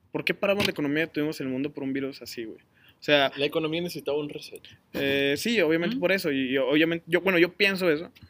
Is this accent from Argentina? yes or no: no; Saltillo, Coahuila, Mexico; La gente dice que somos de Saltillo, güey, la ciudad más ah, olvidada del norte de México